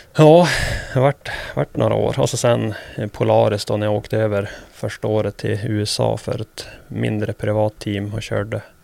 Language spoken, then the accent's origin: Swedish; Sweden; moved away as an adult; now in United States; Här hemma i Sverige